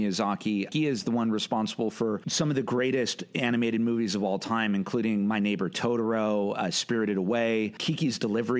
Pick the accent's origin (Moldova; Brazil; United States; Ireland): United States; being American and growing up with American cinema